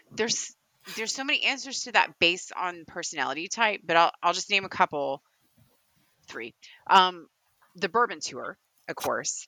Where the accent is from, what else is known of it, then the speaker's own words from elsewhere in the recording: Kentucky, United States; accent: Kentucky; my Kentucky accent